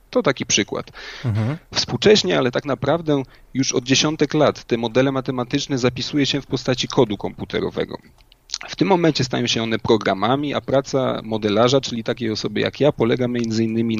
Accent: Inowrocław, Kuyavian-Pomeranian Voivodeship, Poland; do czasów późnej podstawówki oraz y, liceum w rodzinnym Inowrocławiu

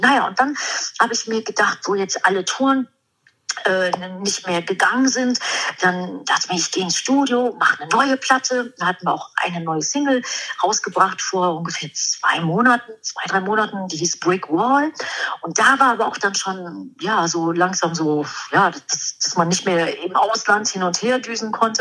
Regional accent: Germany; ich komme aus Deutschland

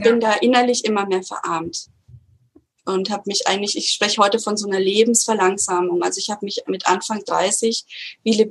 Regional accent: Würzburg, Bavaria, Germany; Dann bin ich von Berlin wieder in meine Heimatstadt Würzburg gezogen.

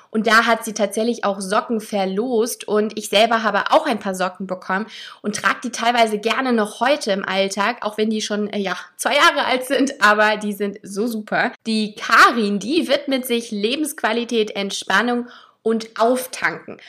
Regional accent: Hamburg, Germany; meine Heimatstadt

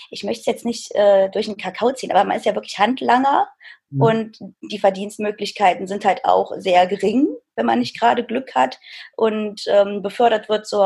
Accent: Reit, Germany; Ich komme ursprünglich aus Reit, das ist ein kleiner Ort, und äh, bin da auch zur Schule gegangen und habe da mein Abitur gemacht

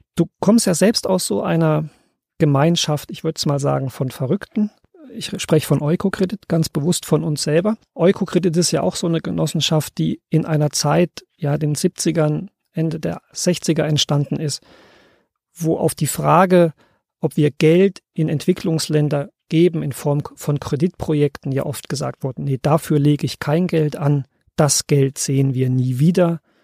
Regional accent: East Germany, Germany; ich bin selbst in der DDR groß geworden.

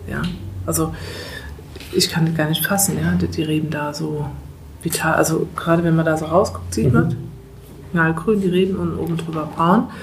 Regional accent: Eifel, Germany; also ich komme aus der Eifel, wirklich äh, Gebete, also man hat sich in der Kirche getroffen, um für Regen zu beten.

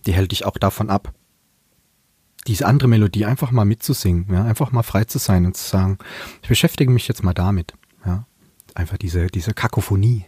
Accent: Palatinate, Germany; accent: Pfälzisch; now in Mannheim, Germany; ich könnte auch einen ganzen Tag Pfälzig reden

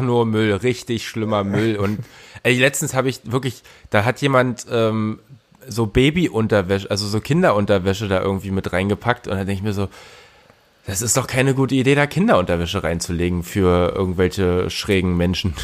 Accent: Berlin, Germany; für mich, der äh, tatsächlich auch als Berliner

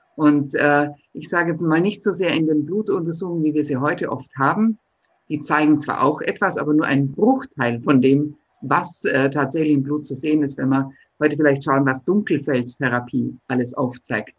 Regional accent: Ottobeuren, Bavaria, Germany; das ist meine Heimat, denn ich bin aus Ottobeuren

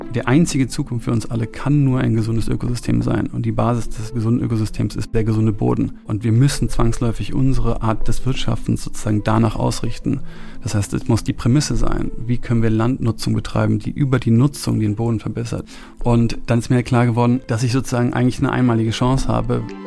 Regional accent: Rhineland, Germany; also born or lived in Munich, Bavaria; now in Brandenburg, Germany; ich bin in München geboren und dann habe ich die ersten Jahre in München, bin ich sozusagen aufgewachsen. Dann sind wir ins Auch Rheinland

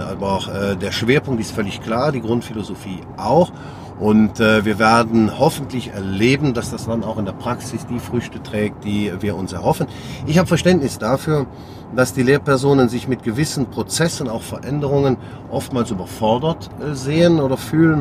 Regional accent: Sankt Vith, Wallonia, Belgium; Meine Heimatstadt St. Vit, aus der ich stamme

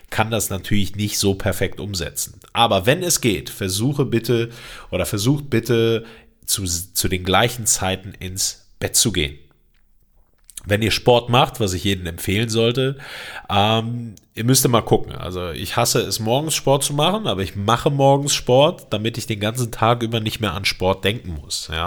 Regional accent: Greece; Ich bin Grieche, äh, das habe ich mir angewöhnt.

